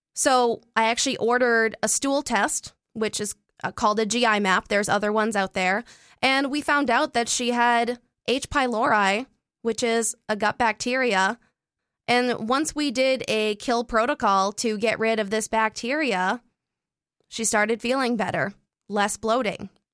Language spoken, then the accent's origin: English; Canada; I'm Canadian